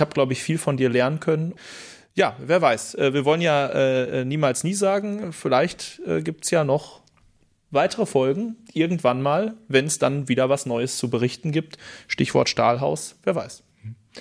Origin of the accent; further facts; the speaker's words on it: Dortmund, North Rhine-Westphalia, Germany; meine Heimatstadt